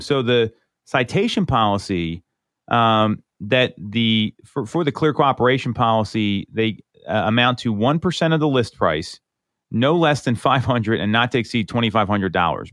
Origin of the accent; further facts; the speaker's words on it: Chester Springs, Pennsylvania, United States; I grew up in Chester Springs